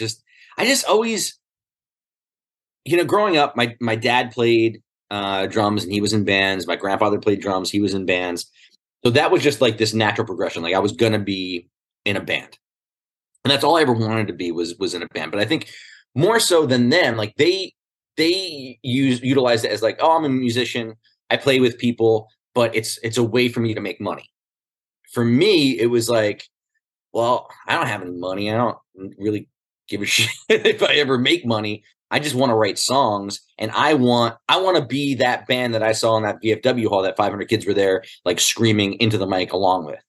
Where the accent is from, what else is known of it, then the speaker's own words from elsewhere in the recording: New Jersey, United States; growing up in Jersey